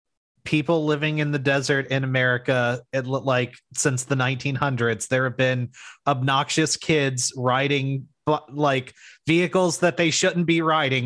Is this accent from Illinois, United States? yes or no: no; Baltimore, Maryland, United States; I grew up in Baltimore, not in the rural U.S.